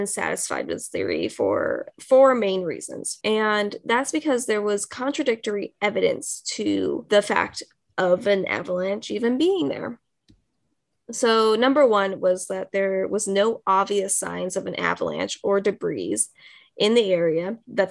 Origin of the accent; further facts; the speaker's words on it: United States; I'm just American